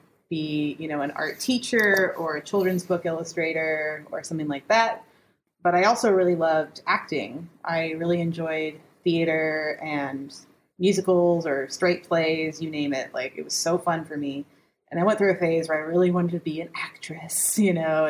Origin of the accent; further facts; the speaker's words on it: Memphis, Tennessee, United States; I am from Memphis, Tennessee, born and raised.